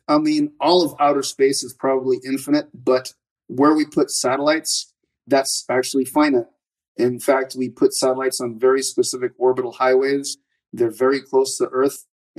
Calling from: Austin, Texas, United States; Austin, Texas.

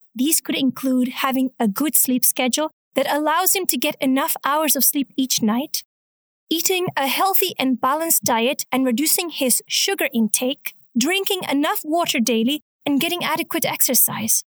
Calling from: Chicago, Illinois, United States; I'm calling from Chicago

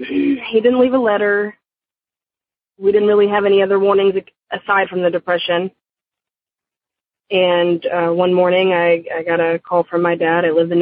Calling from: Dallas, Texas, United States; I'm calling from Dallas, Texas.

